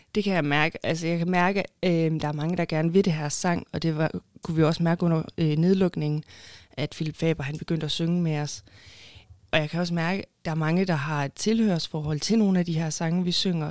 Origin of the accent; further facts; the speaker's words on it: Haderslev, Southern Denmark, Denmark; moved away as an adult; also born or lived in Copenhagen; jeg er fra Haderslev, og så har jeg boet i København i cirka syv år. Og så flyttede jeg så tilbage til Haderslev